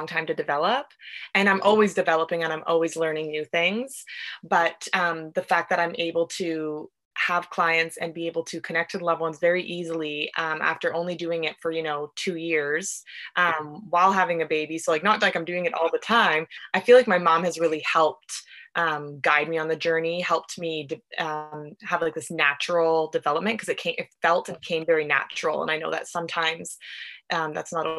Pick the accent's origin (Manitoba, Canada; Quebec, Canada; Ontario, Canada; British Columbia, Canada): British Columbia, Canada; Vancouver; I'm from Vancouver, BC.